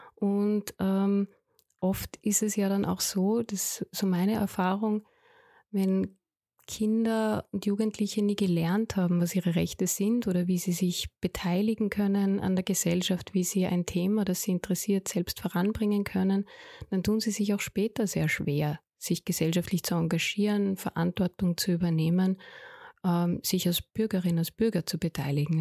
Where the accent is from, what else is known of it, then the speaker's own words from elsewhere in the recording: Austria; bei uns in Österreich